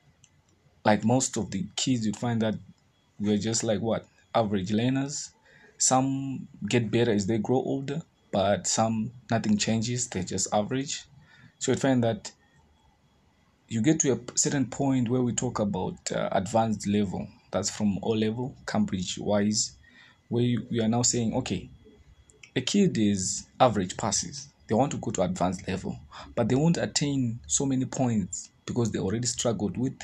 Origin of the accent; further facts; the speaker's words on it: Zimbabwe; I'm from Zimbabwe